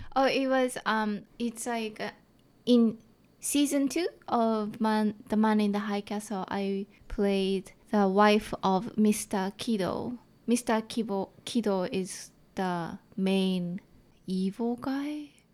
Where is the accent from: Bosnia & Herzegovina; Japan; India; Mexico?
Japan; accent: thick Japanese; English is a second language; now in Vancouver, Canada; I have thick Japanese accent